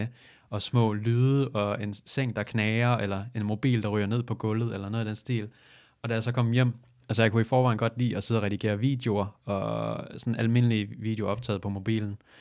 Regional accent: Falster, Zealand, Denmark; Jeg kommer fra Falster

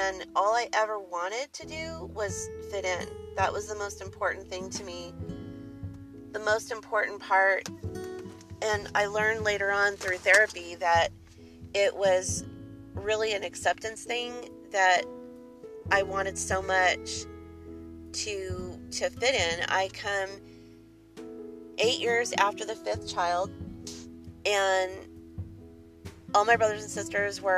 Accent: Southern California, United States; I was raised in Southern California

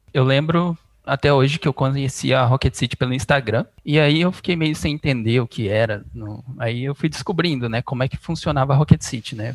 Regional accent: Bebedouro, São Paulo, Brazil; Eu sou de Bebedouro, interior de São Paulo

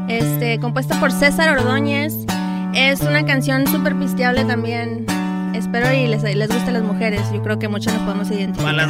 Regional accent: Los Angeles, California, United States; yo soy nacida aquí en Los Ángeles. Mis papás son de México, mi mamá de Mexicali, mi papá de Sinaloa.

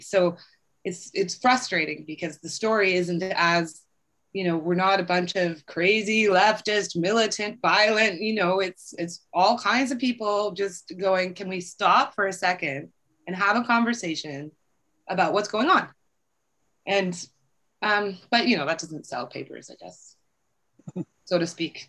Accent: British Columbia, Canada; as British Columbians

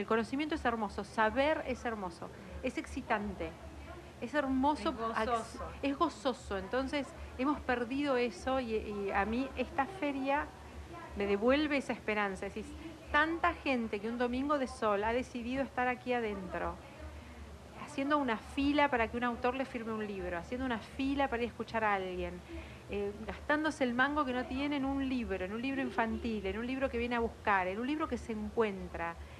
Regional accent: La Plata, Buenos Aires Province, Argentina; soy de afuera, soy de la Ciudad de La Plata, de las afueras de la Ciudad de La Plata.

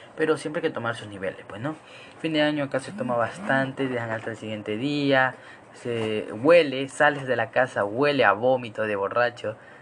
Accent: Ecuador; Acá en Ecuador, yo soy ecuatoriano

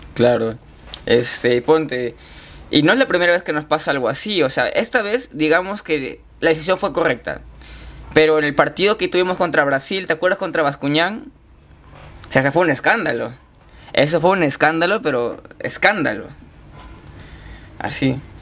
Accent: Chiclayo, Lambayeque, Peru; moved away as an adult; yo he vivido en Chiclayo toda mi vida, hasta que acabé el colegio

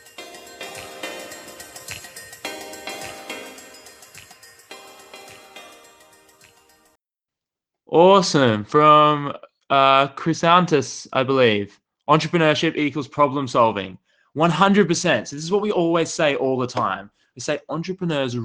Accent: Australia; I grew up in Australia. I grew up in a little country town about 4 hours drive inland from a city

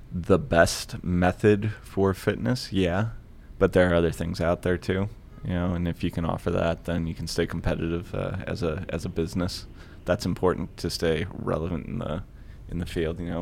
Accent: Rocky River, Ohio, United States; also born or lived in Lakewood, Ohio; I'm born and raised in Rocky River. I currently live in Lakewood. So I've been a Clevelander my whole life, a West Side Clevelander

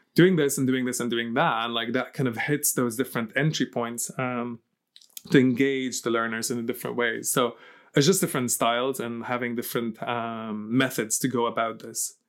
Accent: Lebanon; moved away; also born or lived in Ireland; So I was born and raised in Lebanon

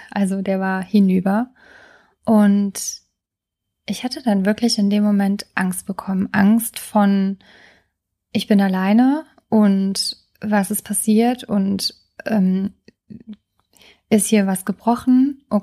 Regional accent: Trier, Rhineland-Palatinate, Germany; ich hatte jetzt die letzten Tage in meiner alten Heimat in Trier verbracht, in dem Haus von meinem Freund.

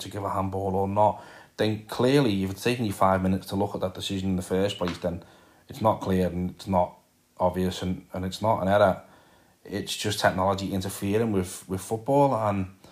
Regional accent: Liverpool, North West England, United Kingdom; as you can probably tell by the accent. I am from Liverpool.

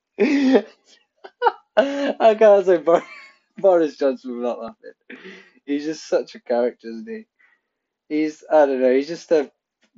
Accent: Pontypridd, Wales, United Kingdom; I'm Welsh. My family is from Wales. I was born in Pontypridd

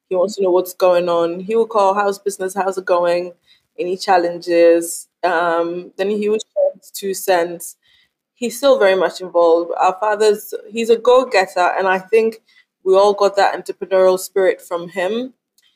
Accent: Kumasi, Ashanti, Ghana; also born or lived in Cape Coast, Ghana; I'm half Yoruba, half Fanti Ghanaian. Born and raised in Ghana

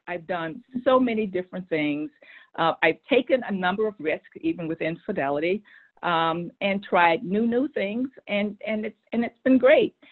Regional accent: Texas, United States; moved away as an adult; also born or lived in Boston; I said I'm a Texan. I want to go back um, to Texas, and, um, and, those are my roots

